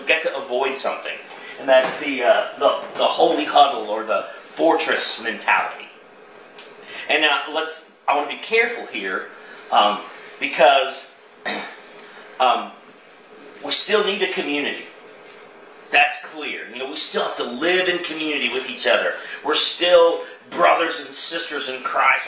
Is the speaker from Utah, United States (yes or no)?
no; Chester, Illinois, United States; my hometown, Chester, Illinois